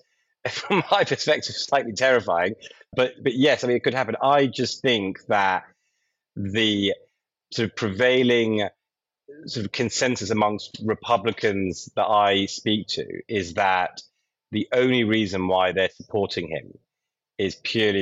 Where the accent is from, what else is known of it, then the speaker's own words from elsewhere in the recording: London, United Kingdom; I'm a Brit from London